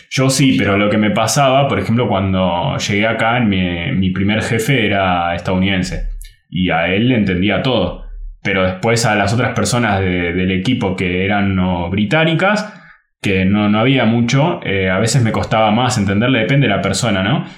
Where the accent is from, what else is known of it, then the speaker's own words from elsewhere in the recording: Argentina; first language Spanish; en Argentina casi todos los lugares enseñan inglés británico